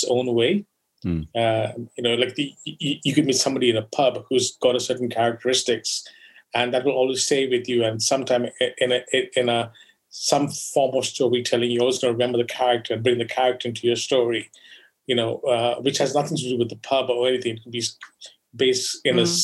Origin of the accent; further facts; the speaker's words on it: Goa, India; I grew up in Goa